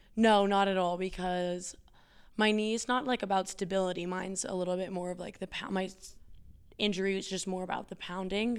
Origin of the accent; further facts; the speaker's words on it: Evergreen, Colorado, United States; also born or lived in Boulder, Colorado; I'm from Evergreen